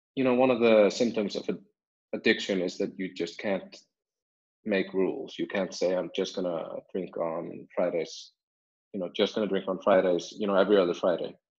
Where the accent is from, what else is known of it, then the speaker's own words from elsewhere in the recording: Iceland; I'm born and raised in Iceland